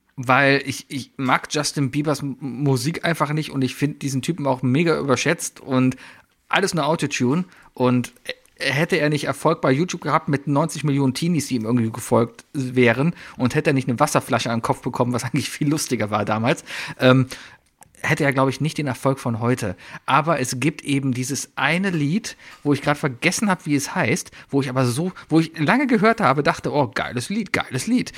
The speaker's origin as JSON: {"language": "German", "country": "Germany", "said": "ich bin Deutscher, darum sage ich Avengers"}